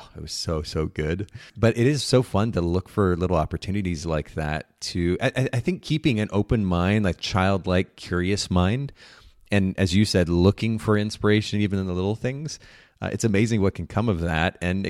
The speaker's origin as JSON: {"language": "English", "country": "Japan", "tie": "born or raised there", "said": "I grew up in Japan and we had these friends that would occasionally bring over fresh homemade bread."}